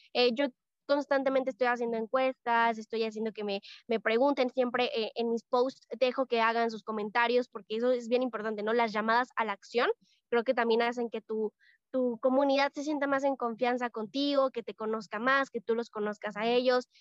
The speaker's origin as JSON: {"language": "Spanish", "country": "Mexico", "said": "soy de México, tengo 16 años"}